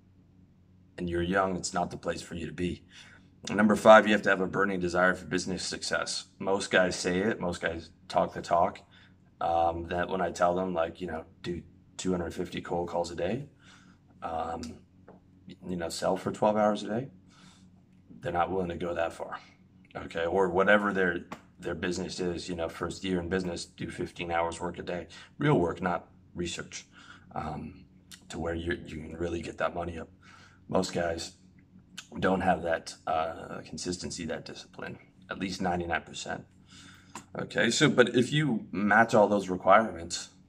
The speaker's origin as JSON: {"language": "English", "country": "Canada", "moved": "as an adult", "said": "even as a Canadian"}